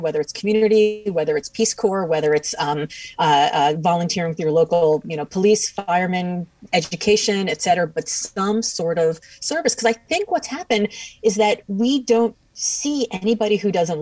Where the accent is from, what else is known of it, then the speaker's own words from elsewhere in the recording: Miami, Florida, United States; now in Boston, United States; I'm from Miami, but I live in Boston now.